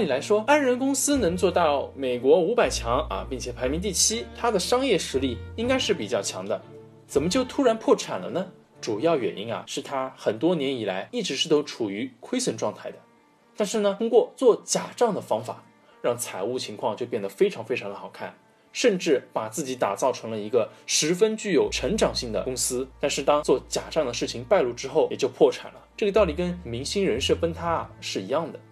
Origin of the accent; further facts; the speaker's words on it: China; 我们中国的传统饮料